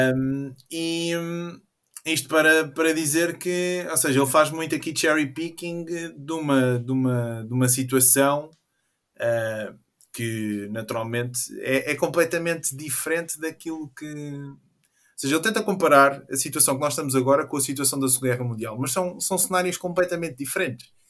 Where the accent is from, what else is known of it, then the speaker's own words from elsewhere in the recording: Oeste, Portugal; sou da Zona Oeste